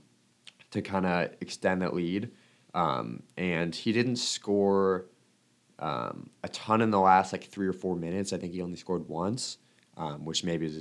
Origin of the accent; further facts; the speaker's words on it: Omaha, Nebraska, United States; growing up in Omaha